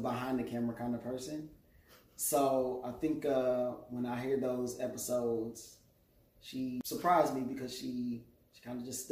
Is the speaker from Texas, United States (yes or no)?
no; Detroit, Michigan, United States; I'm from Detroit